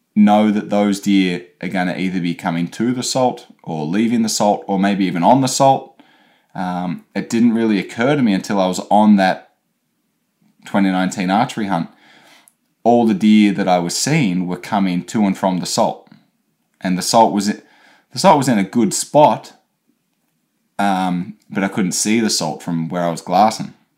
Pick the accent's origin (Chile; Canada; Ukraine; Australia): Australia; moved away; me being Australian, not used to the cold